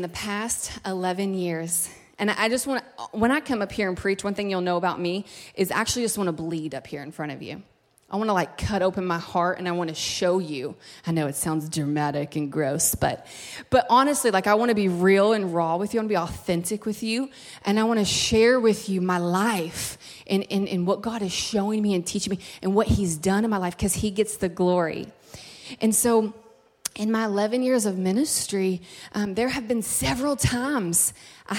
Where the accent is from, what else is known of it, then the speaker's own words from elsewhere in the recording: Kentucky, United States; moved away as an adult; now in California, United States; It's like real cold at home in Kentucky